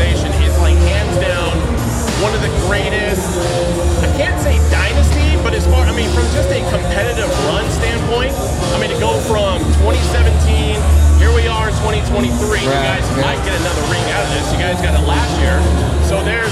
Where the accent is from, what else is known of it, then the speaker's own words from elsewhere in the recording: the Bay Area, California, United States; my hometown, you know, the Bay Area